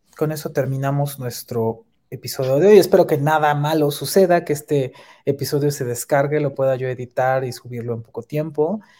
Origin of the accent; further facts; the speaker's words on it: Mexico City, Mexico; somos de la Ciudad de México